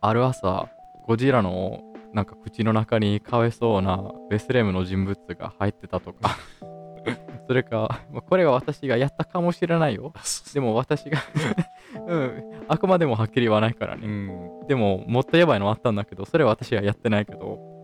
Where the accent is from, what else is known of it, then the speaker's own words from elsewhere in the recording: Italy; イタリア人として